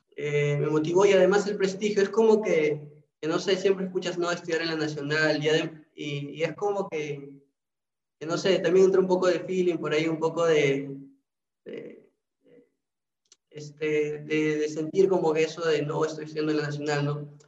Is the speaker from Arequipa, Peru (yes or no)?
no; Trujillo, La Libertad, Peru; yo sí soy de Trujillo